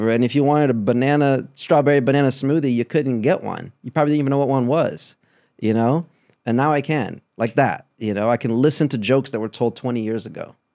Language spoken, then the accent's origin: English; Brazil; moved away; And I I'm very grateful for the American experience, my experience as a Brazilian. My dad is Cuban. We moved from Brazil to Cleveland, then to Kentucky, then to Chicago.